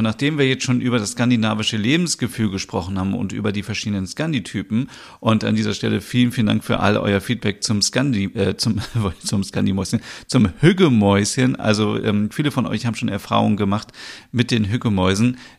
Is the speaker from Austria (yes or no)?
no; North Germany, Germany; Ich bin ja in der Nähe von Hamburg aufgewachsen oder auch geboren